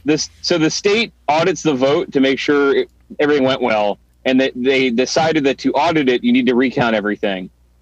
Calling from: Atlanta, Georgia, United States; I'm in Atlanta, Georgia.

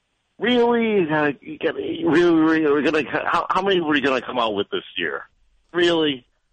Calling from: Orlando, Florida, United States; No, actually, Orlando.

